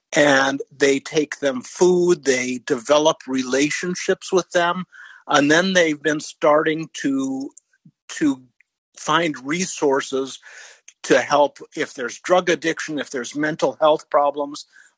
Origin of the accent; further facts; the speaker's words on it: Kansas, United States; also born or lived in Wisconsin / Texas; I live in a 200,000 person town on the central coast of California, but I grew up in Kansas and Wisconsin, and I've lived in Texas.